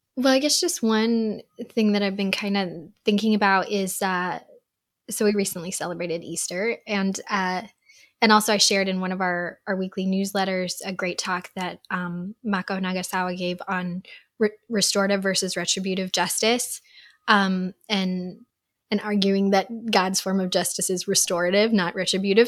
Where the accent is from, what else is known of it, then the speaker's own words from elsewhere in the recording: Uzbekistan; moved away; growing up in Uzbekistan, there were some hard things about living there